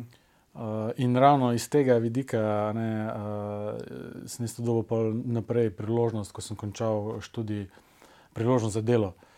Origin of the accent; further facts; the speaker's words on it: Velenje, Savinja, Slovenia; moved away as an adult; also born or lived in Ljubljana; sem iz Velenja